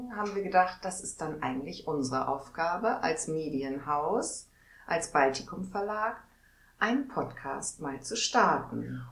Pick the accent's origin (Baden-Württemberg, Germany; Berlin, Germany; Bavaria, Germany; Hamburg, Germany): Hamburg, Germany; moved away as an adult; now in Neustadt, Germany; ich bin und bleibe immer Hamburgerin